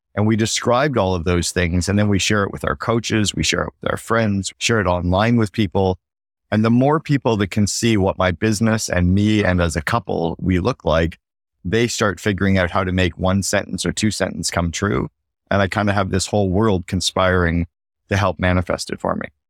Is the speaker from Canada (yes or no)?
yes; Canada; now in Barbados; as a Canadian